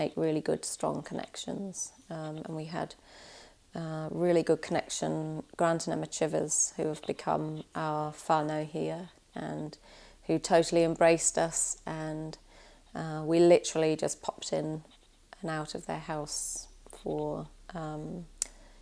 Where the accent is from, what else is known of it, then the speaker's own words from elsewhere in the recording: Worcester, West Midlands, United Kingdom; moved away as an adult; also born or lived in Walthamstow, London; I was born actually in Walthamstow in England, 1970. And I lived for most of my, early childhood up to my early 20s in a place called Worcester